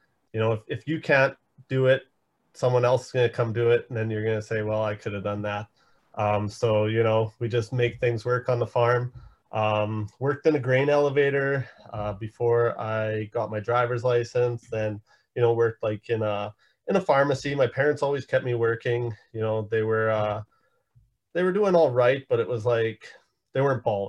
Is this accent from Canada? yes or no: yes; Saskatoon, Saskatchewan, Canada; I'm from Saskatoon, Saskatchewan